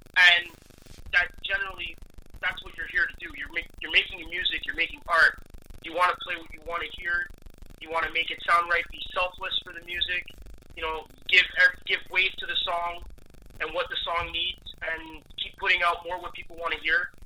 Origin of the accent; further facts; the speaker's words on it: Montreal, Quebec, Canada; we're not French. We're Canadian, so we're Anglophone